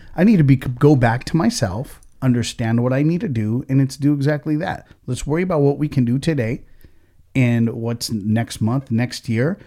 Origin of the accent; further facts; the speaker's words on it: United States; we're American as fuck, but at the same time, is, is like we have, like, our different roots, right? My family comes from India